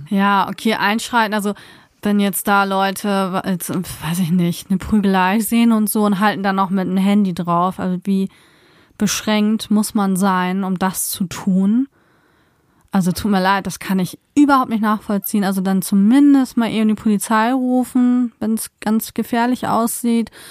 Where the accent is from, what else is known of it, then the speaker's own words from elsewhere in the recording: Germany; so sind wir als Deutsche eher Platzwart zu spielen.